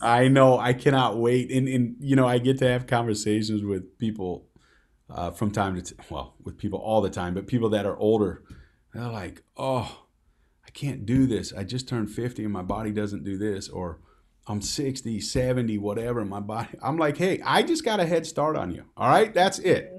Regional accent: Midwest, United States; I'm from the Midwest

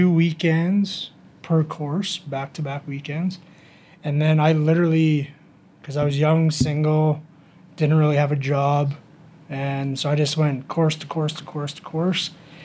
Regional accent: Strathmore, Alberta, Canada; So I'm born and raised in Strathmore. Moved away to play hockey, and when I was done, I moved back. I couldn't afford anything, so I ended up buying a house in Strathmore.

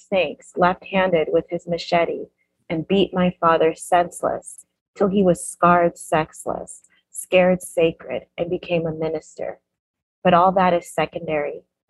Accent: Canada; born there; That's how I was born in Canada.

